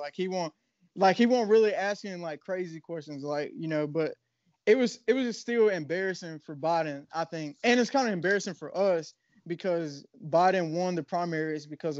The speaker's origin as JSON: {"language": "English", "town": "Snow Hill", "country": "United States"}